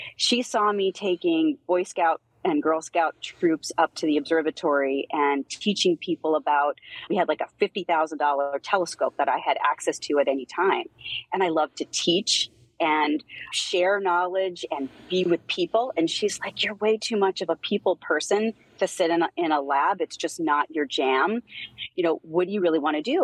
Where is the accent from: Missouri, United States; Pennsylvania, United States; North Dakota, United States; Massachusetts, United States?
Pennsylvania, United States; I grew up in Pennsylvania